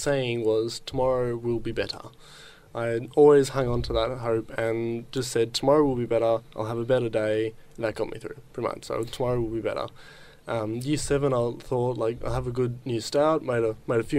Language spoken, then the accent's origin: English; Geelong, Victoria, Australia; I'm from Geelong, born and bred. Haven't moved my whole life